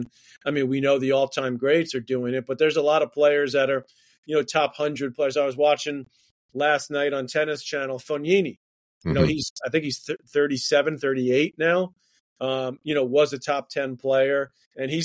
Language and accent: English; New York City, New York, United States; we grew up in Queens, New York